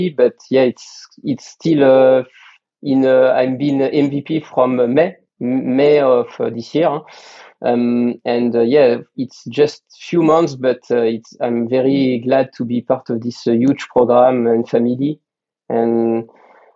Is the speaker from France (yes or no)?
yes; Burgundy, Bourgogne-Franche-Comté, France; English is a second language; now in Paris, France; I lived in Paris for 7 or 10 years before I grew up on Burgundy.